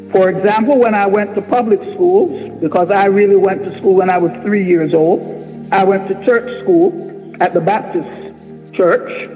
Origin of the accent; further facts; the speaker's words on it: Panama; now in United States; I grew up in Panama, in the former Canal Zone